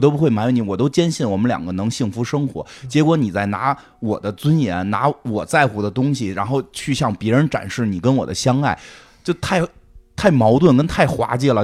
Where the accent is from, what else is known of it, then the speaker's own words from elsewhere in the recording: China; 我们中国人还在含蓄地得上没上床